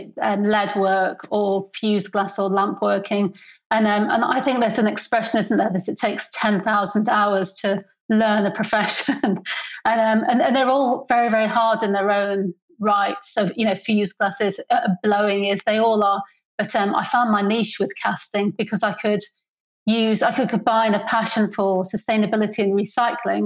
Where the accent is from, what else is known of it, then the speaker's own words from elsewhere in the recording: North Wales, United Kingdom; moved away as an adult; also born or lived in Edinburgh / Farnham; I grew up in North Wales